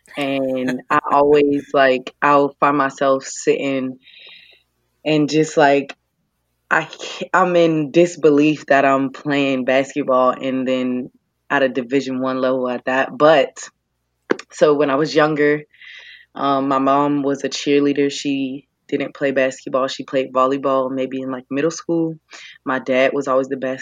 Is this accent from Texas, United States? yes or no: no; Pittsburgh, Pennsylvania, United States; moved away; I'm from Pittsburgh, Pennsylvania